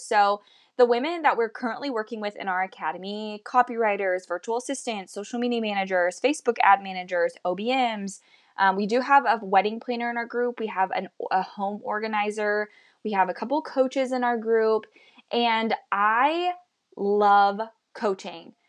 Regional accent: Midwest, United States; also born or lived in Kansas City, Missouri; I currently live in Missouri, Kansas City, Missouri, and I was born and raised in the Midwest in the United States.

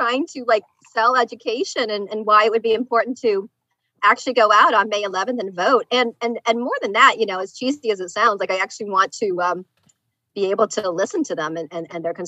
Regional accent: Lincoln, Nebraska, United States; also born or lived in Korea; now in Delaware, United States; I was actually born in Korea. And then I grew up in Lincoln, Nebraska.

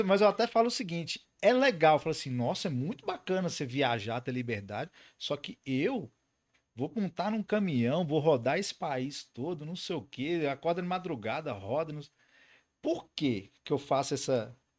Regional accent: north of Minas Gerais, Brazil; eu sou do norte de Minas

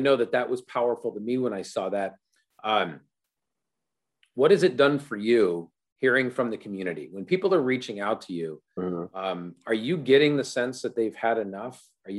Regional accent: Chino, California, United States; Because you grew up in the 43rd district. I grew up in the 35th district. So I grew up in Chino, California.

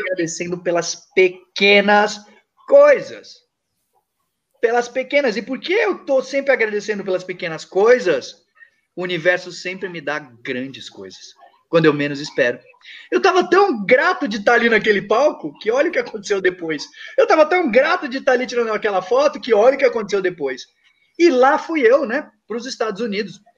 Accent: Brazil; quando eu nasci, sem braços, sem pernas, no Brasil

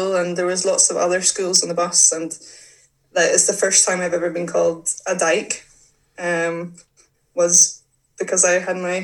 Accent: Northern Ireland, United Kingdom; I grew up in Northern Ireland, and I had always played football

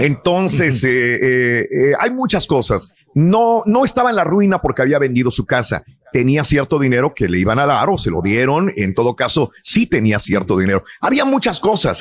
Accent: Northeast Mexico, Mexico; moved away; todos los que somos del noreste de México

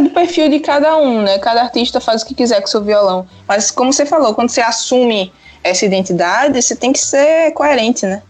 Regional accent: Pernambuco, Brazil; moved away as an adult; also born or lived in Paraíba; now in Aveiro, Portugal; Eu sou nordestina e morei no Nordeste, né? Pernambuco

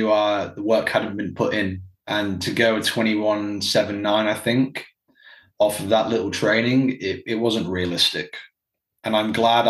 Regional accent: Dubai, United Arab Emirates; moved away as an adult; also born or lived in South Carolina / Virginia; I grew up in Dubai for pretty much 18 years.

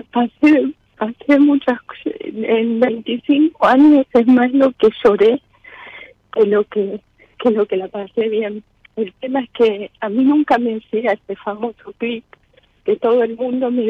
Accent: Liniers, Buenos Aires, Argentina; De Liniers.

